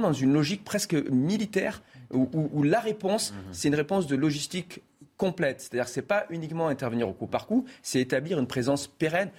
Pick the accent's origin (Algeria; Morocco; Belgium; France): France; Marseille, Provence-Alpes-Côte d'Azur; je suis originaire de Marseille